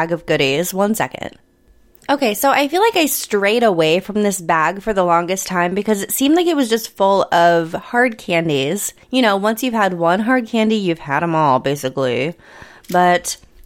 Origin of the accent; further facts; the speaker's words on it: Midwest, United States; I grew up in the Midwest where we have party peanuts